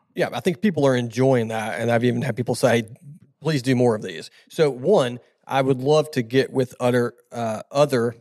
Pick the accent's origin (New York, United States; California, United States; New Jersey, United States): California, United States; Southern; now in Tennessee, United States; I'm from Southern California originally